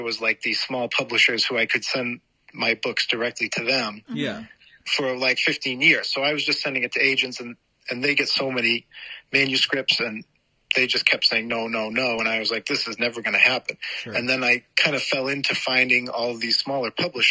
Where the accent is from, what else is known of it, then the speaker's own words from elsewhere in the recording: Massachusetts, United States; moved away as an adult; now in Chicago, United States; I grew up in Massachusetts and then I lived there and my wife got a job out here in Chicago